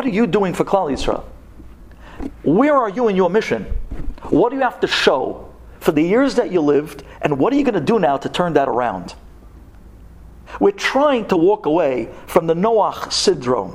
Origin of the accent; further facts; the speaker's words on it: United States; we all started out as American kids